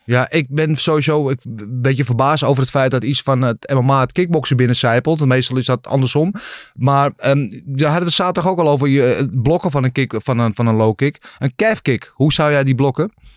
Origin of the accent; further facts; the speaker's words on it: Netherlands; wij als Nederlanders